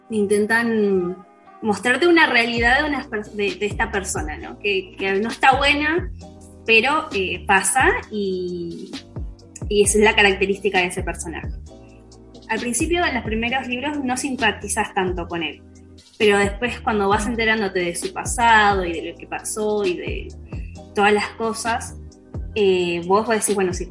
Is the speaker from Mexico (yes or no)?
yes; Mexico; Hola a todos … soy de México y soy médico veterinario.